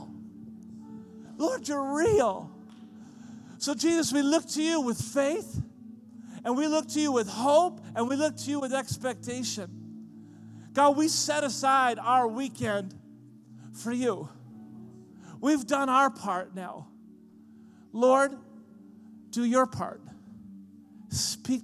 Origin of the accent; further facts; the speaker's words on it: Vancouver Island, British Columbia, Canada; I'm from Vancouver Island